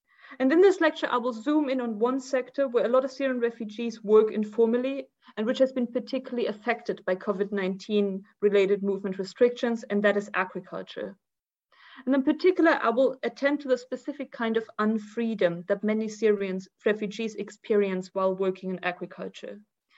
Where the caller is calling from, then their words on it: Tunis, Tunis Governorate, Tunisia; As Carol already said, I'm joining you from Tunis today.